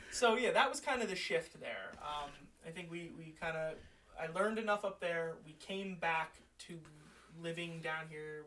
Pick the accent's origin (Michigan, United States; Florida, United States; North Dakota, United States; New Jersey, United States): New Jersey, United States; Manahawkin; moved away as an adult; now in Bergen County, United States; I grew up in Manahawkin near the beach